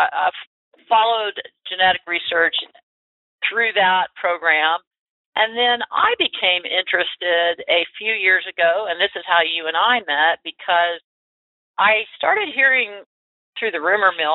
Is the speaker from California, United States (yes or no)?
no; Florida, United States; University of Florida, by the way, my home state